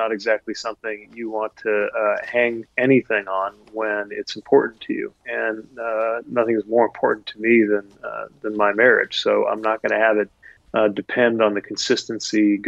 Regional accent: United States; as an American

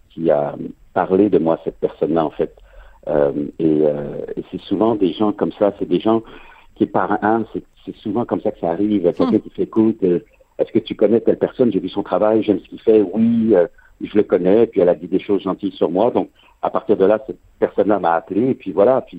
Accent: France; now in Canada; quand je dis les Français et nous, euh, je me place du côté québécois, même si je suis français d'origine

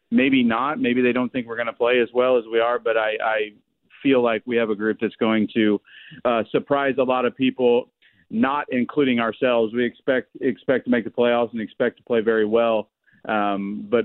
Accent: Indianapolis, Indiana, United States; from Indianapolis. I live there. I was born and raised there.

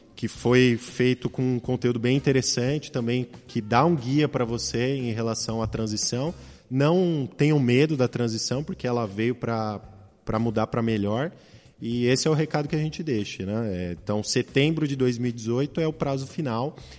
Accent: Brazil; Nós, como bons brasileiros

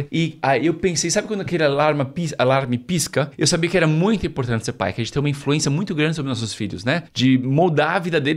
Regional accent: São Paulo, Brazil; moved away as an adult; now in Rome, Italy; Eu nasci e cresci em São Paulo, capital, e nos últimos 13 anos eu e minha esposa somos missionários em Roma, na Itália.

